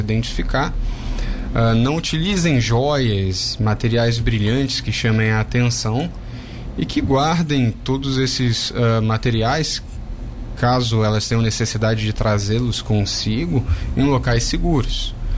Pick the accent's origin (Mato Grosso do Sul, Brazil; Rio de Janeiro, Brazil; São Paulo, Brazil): Rio de Janeiro, Brazil; moved away; sou carioca, morei lá a maior parte da minha vida